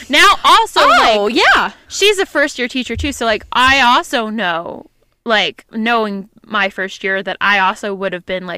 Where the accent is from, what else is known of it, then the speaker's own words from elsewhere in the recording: United States; we grew up near New York City